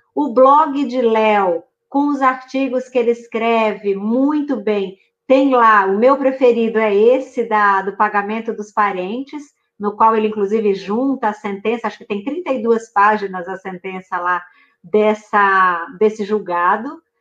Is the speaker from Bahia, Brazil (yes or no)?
yes; Juazeiro, Bahia, Brazil; Juazeiro, Baianíssima de Juazeiro, do lado de sua cidade, Senhor do Bonfim